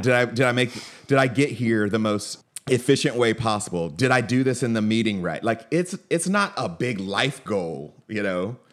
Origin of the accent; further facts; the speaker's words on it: Atlanta, Georgia, United States; I grew up in Atlanta